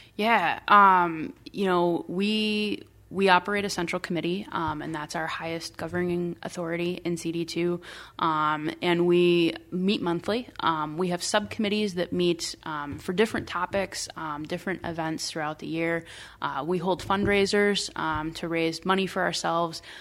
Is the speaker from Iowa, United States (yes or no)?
yes; Iowa, United States; moved away as an adult; now in Minnesota, United States; I am originally from Iowa. Um, I'm not a Minnesota native, but, uh, my partner and I have called Minnesota home for the last twelve years.